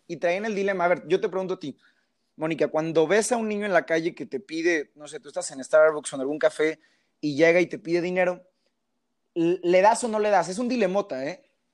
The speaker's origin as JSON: {"language": "Spanish", "country": "Mexico", "said": "somos los mexicanos"}